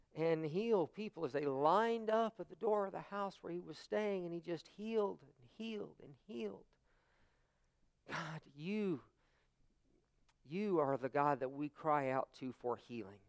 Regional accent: United States; as American Christians, we say, you know, our faith is, is something personal to us

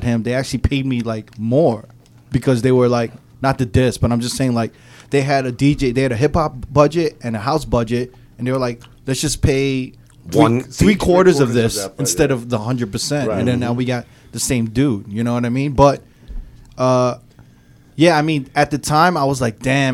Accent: New York City, New York, United States; I'm from Manhattan

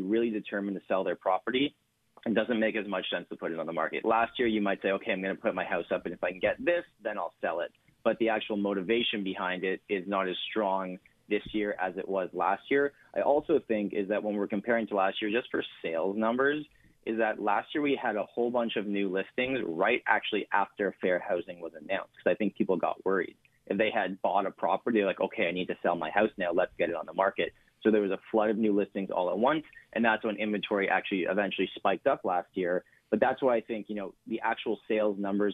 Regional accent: Canada

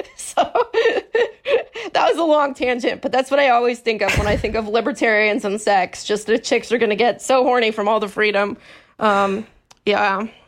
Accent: California, United States; I'm from California

